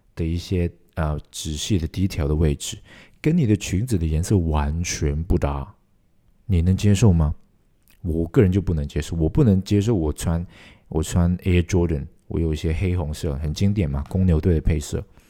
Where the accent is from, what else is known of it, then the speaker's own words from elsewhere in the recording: Hong Kong; 我是香港人